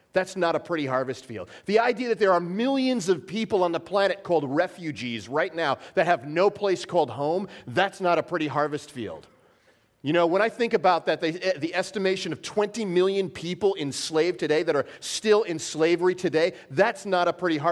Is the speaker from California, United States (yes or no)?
no; New York, United States; I'm from New York, born and raised in New York